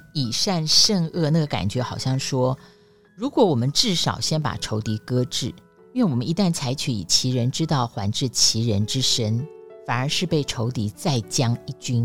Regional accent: Taipei, Taiwan; 我们是出生在五零年代，那个小时候啊， 我们在台北的围墙上哦

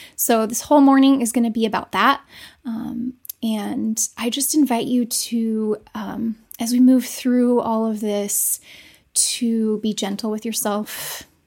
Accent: United States; those of us who grew up in America

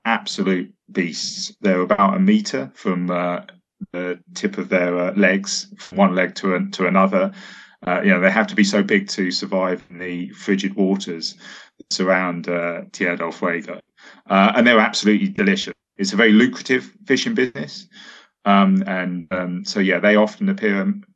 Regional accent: United Kingdom; as both a British person and someone with a Welsh girlfriend

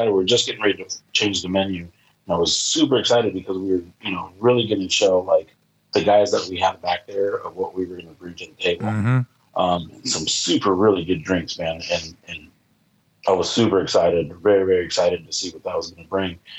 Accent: Indianapolis, Indiana, United States; you know, that's what a lot of people are like, where are you from? I'm like, Indianapolis, Indiana.

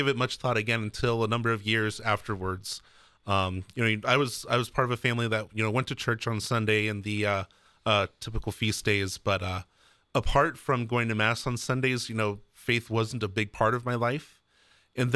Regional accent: Maria Stein, Ohio, United States; I grew up about 10 minutes down the road from there

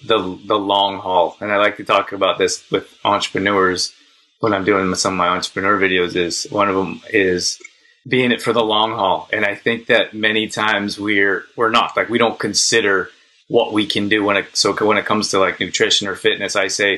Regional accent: Calgary, Alberta, Canada; So very cool talking to someone from my hometown.

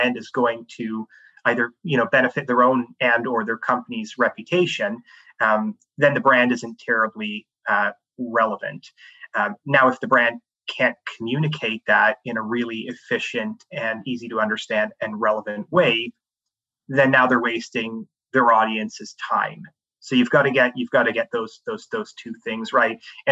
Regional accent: Canada; moved away as an adult; also born or lived in Canada's Arctic / Sierra Leone / Switzerland; I grew up in Canada

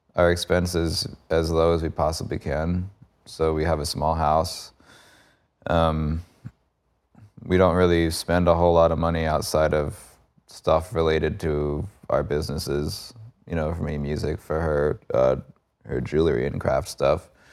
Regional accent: Cold Spring, New York, United States; moved away as an adult; now in Florida, United States; I grew up in Cold Spring.

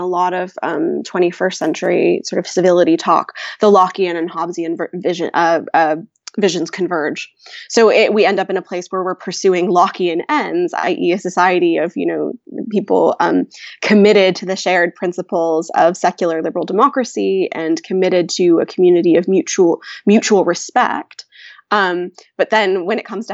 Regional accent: North Carolina, United States; I was born in North Carolina, and my parents are not Southerners. My dad's Romanian.

